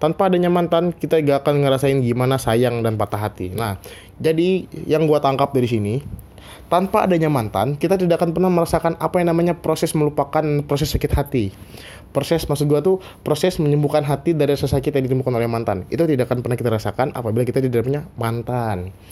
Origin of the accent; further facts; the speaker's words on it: Central Kalimantan, Indonesia; moved away as an adult; now in Yogyakarta, Indonesia; Gua asal Kalimantan Tengah